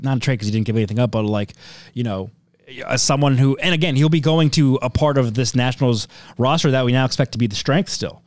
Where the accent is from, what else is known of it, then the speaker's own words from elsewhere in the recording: Wheaton, Maryland, United States; I grew up around Wheaton Mall in Montgomery County